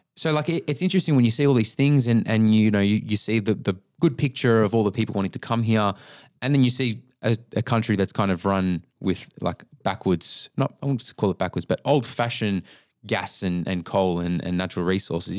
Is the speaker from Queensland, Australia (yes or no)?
no; Melbourne, Victoria, Australia